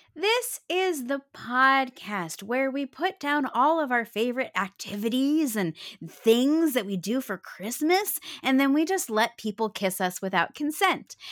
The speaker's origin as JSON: {"language": "English", "town": "Phoenix", "region": "Arizona", "country": "United States", "tie": "born or raised there", "said": "I grew up in Phoenix, fucking Arizona"}